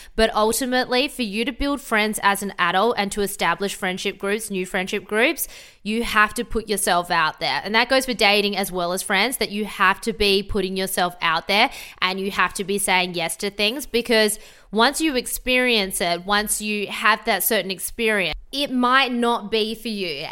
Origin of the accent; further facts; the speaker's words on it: Adelaide, South Australia, Australia; moved away as an adult; also born or lived in Sydney; now in Gold Coast, Australia; I'm from Adelaide originally, moved to Sydney